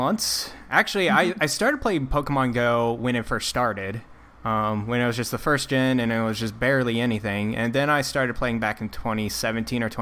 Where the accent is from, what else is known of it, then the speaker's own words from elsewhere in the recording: the South, United States; now in Pittsburgh, United States; I come from the South, and it's just very unusual for me not having central AC everywhere